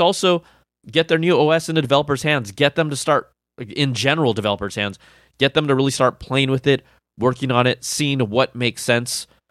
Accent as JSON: {"language": "English", "town": "Sunnyvale", "region": "California", "country": "United States", "tie": "born or raised there", "said": "I was born and raised in the Sunnyvale, Cupertino area"}